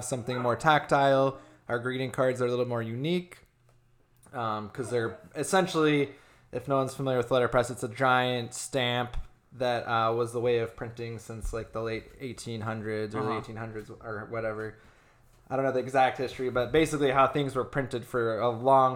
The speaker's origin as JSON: {"language": "English", "town": "Gilbert", "region": "Arizona", "country": "United States", "also_born_or_lived": "Los Angeles", "said": "I'm from here originally"}